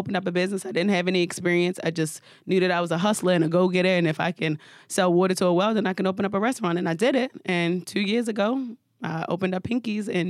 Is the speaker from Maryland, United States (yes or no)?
yes; Baltimore, Maryland, United States; also born or lived in Atlanta; now in New York City, United States; I'm from Baltimore, Maryland, but I reside in New York City